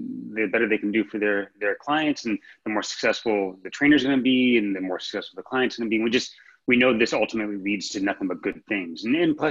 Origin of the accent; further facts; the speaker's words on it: St. Louis, Missouri, United States; moved away as an adult; now in Los Angeles, United States; I'm originally from St. Louis, Missouri, so I didn't know what Equinox was when I moved out to Los Angeles